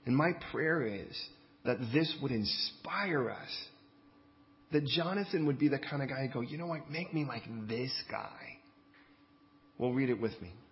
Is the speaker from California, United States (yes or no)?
yes; California, United States; I mean, I came from California, and California, most of the stuff was Spanish.